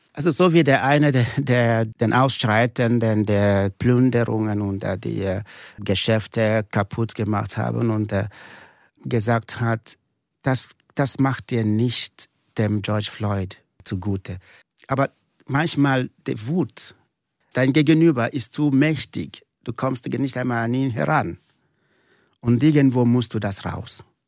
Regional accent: eastern Nigeria, near Enugu State, Nigeria; German is a second language; moved away as an adult; now in St. Gallen, Switzerland; ich komme aus dem Osten von Nigeria, nahe des Bundesstaats äh, Enugu

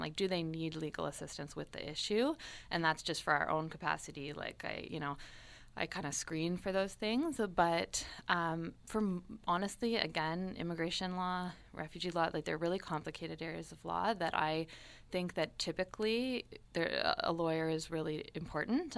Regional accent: Toronto, Ontario, Canada; moved away as an adult; also born or lived in Montreal / Ottawa; now in Windsor, Canada; I'm from Toronto originally

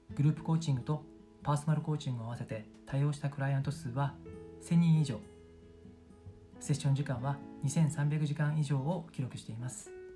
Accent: Tokyo, Japan; moved away as an adult; also born or lived in Sendai, Miyagi / Yamagata / Shanghai, China / United Kingdom; 地元は東京にある古着のメッカ下北沢です

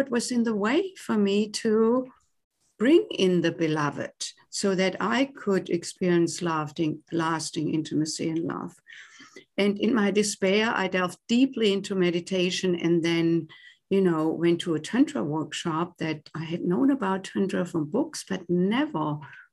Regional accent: Germany; accent: German; English is a second language; moved away as an adult; now in United States; I was born and raised in Germany and came to the US in my late 20s to do postgraduate work in music.

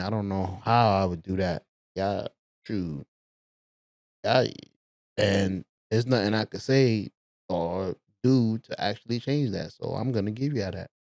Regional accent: New York City, New York, United States; I'm from the Bronx

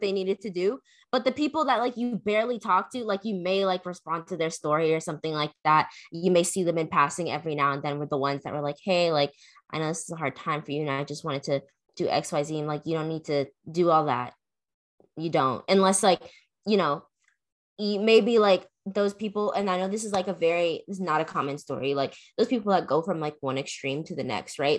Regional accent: McDonough, Georgia, United States; I grew up in McDonough

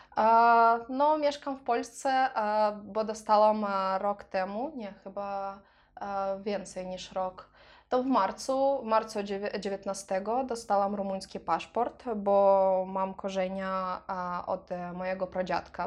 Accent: Transnistria, Moldova; Polish is a second language; moved away as an adult; now in Poland; wyjechałam z Naddniestrza, to była taka bardzo ciężka decyzja, bo e, mieszkałam w Naddniestrzu 23 lata

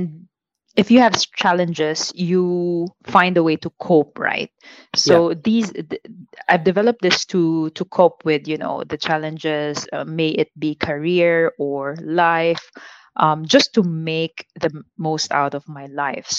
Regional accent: Philippines; moved away as an adult; now in Singapore; I am proudly born and raised in the Philippines, but Singapore has been my second home for more than 12 years now

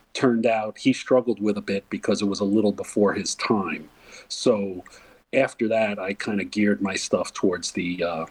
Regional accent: near Woodstock, New York, United States; I grew up actually near Woodstock

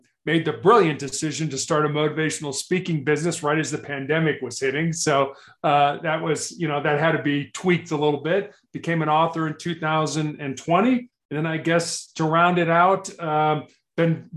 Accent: Chicago, Illinois, United States; moved away; also born or lived in Charleston, South Carolina; I grew up on the South Side of Chicago

